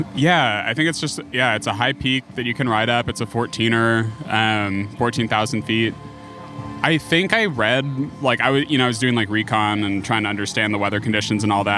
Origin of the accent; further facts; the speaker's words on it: Buda, Texas, United States; now in Austin, United States; I was born in Austin and grew up in Buda and came to back to Austin proper